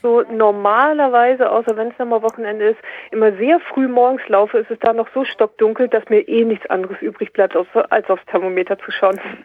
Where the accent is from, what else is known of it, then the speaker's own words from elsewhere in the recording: near Kiel, Schleswig-Holstein, Germany; ich komme aus der Nähe Kiel, oben im Norden